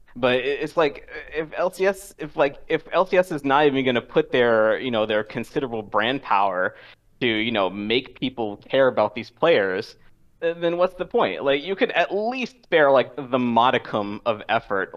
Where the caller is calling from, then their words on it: Washington, District of Columbia, United States; calling from D C